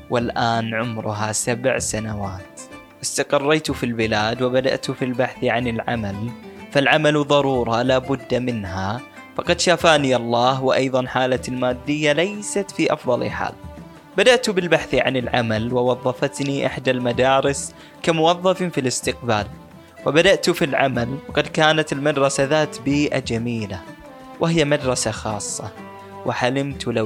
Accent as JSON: {"language": "Arabic", "country": "Bahrain", "lives_now": "Jordan", "said": "فضحكت وقلت لا انا من البحرين فاستغرب وقال لي ليش تعمل في هالعمل وأنت من البحرين"}